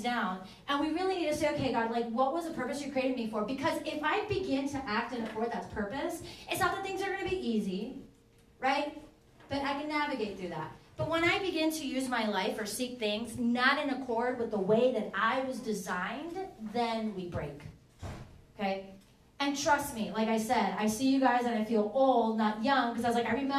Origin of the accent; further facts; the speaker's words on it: Venezuela; now in Manassas, United States; I'm from Venezuela